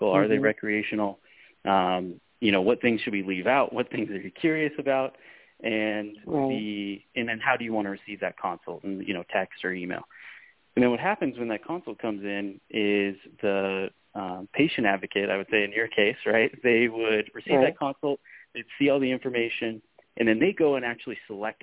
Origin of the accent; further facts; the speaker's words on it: Spokane, Washington, United States; moved away as an adult; now in Phoenix, United States; back in my hometown of Spokane, Washington